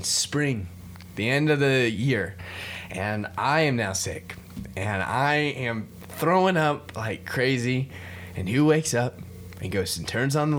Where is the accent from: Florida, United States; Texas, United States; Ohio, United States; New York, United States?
Florida, United States; We're both from Florida